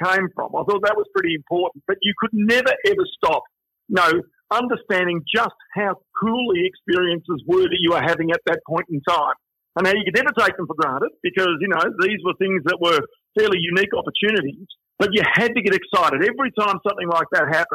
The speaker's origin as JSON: {"language": "English", "region": "Victoria country", "country": "Australia", "tie": "born or raised there", "also_born_or_lived": "Melbourne / London / New Zealand", "accent": "Australian", "said": "I was born in Melbourne"}